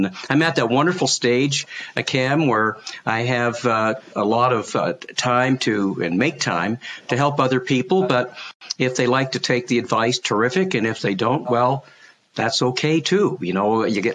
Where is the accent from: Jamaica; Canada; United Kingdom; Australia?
Canada; being a Canadian as I am